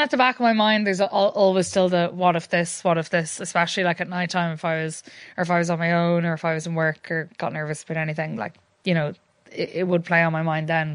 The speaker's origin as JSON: {"language": "English", "town": "Sligo", "region": "Connacht", "country": "Ireland", "moved": "as an adult", "lives_now": "Galway, Ireland", "said": "I am from Sligo, but I've been living in Galway for the last while"}